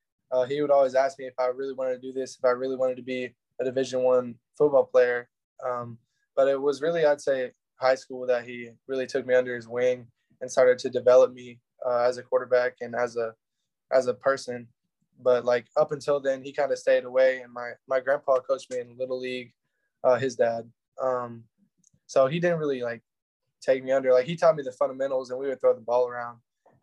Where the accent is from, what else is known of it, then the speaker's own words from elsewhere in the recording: Denton, Texas, United States; I'm from Denton, Texas. That's where I say I'm from, but I'm from a couple different areas in Texas. We bounced around a little bit growing up.